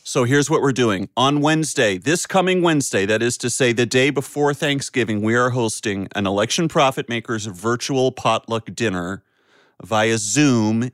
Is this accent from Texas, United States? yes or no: no; North Carolina, United States; growing up in North Carolina